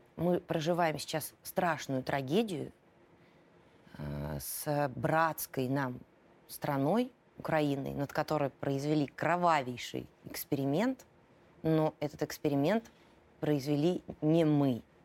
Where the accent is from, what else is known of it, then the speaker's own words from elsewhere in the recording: Moscow, Russia; also born or lived in Volgograd; я с раннего детства живу в Москве